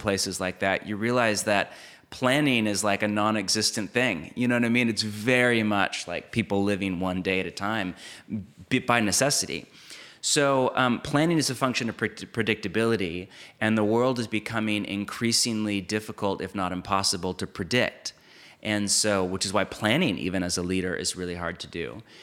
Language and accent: English; United States; I grew up in it